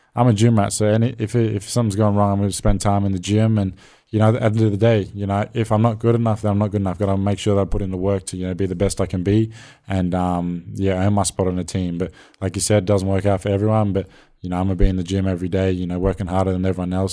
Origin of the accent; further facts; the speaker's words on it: Australia; being an Australian role model